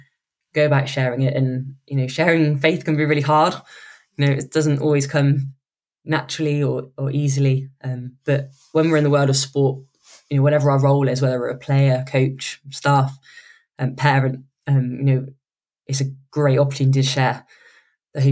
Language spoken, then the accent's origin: English; United Kingdom; we're quite British